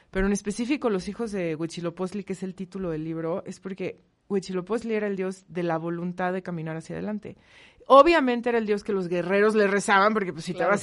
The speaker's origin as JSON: {"language": "Spanish", "country": "Mexico", "said": "nos caracteriza mucho como mexicanos."}